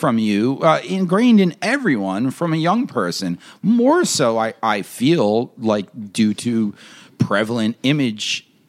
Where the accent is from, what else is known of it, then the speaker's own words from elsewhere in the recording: New York, United States; I'm not from a country. I'm from New York.